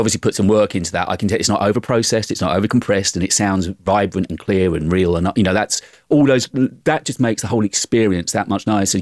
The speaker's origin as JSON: {"language": "English", "country": "United Kingdom", "accent": "British", "said": "being British."}